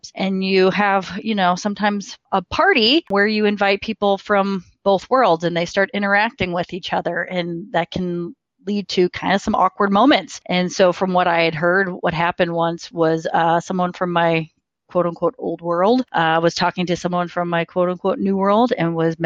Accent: St. Louis, Missouri, United States; growing up in St. Louis, grew up in a very white area, not a lot of diversity

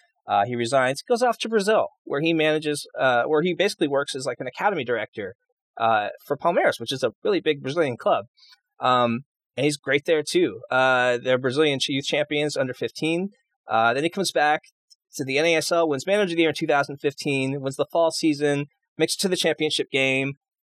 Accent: Canada; I could, like, also being Canadian, I think that has a lot to do with maybe Vancouver's interest in him

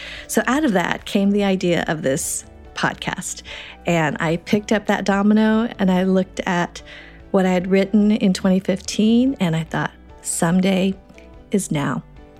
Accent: Boulder, Colorado, United States; also born or lived in Madison, Wisconsin; So my dad's first teaching assignment was in Boulder, Colorado. So that's where I grew up. I have no memory of Wisconsin

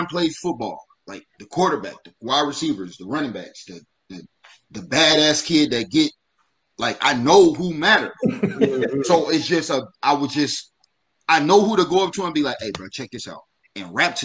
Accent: Dayton, Ohio, United States; I'm from Dayton

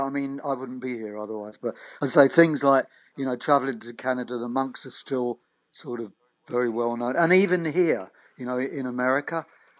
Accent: United Kingdom; now in Long Island, United States; being a British in, you know, a British expatriate living on Long Island, I have to adjust my accent to what.

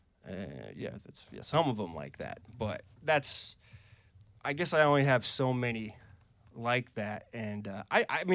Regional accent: Wisconsin, United States; moved away as an adult; now in Vermont, United States; I'm originally from Wisconsin. I haven't lived there in, I think it's 10 years now

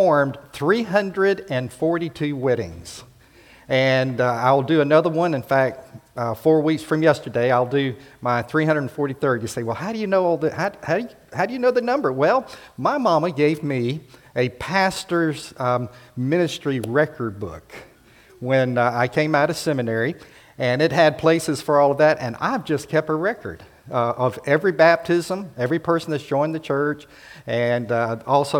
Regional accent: South Florida, United States; moved away; I grew up in South Florida, Central Florida

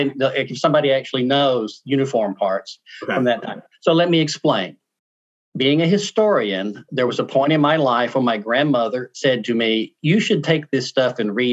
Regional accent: Mississippi, United States; moved away as an adult; also born or lived in Arkansas / Ohio / New York / Kansas; now in Michigan, United States; where I was born in Mississippi

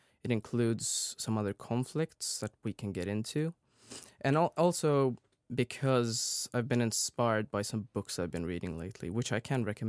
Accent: Sweden; Yes, so as you said … I'm from Sweden.

